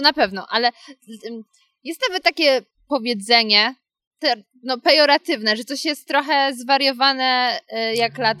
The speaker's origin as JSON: {"language": "Polish", "area": "Karpacz / Świeradów area", "region": "Lower Silesian Voivodeship", "country": "Poland", "said": "czy to był Karpacz czy Świeradów, bo to moje strony"}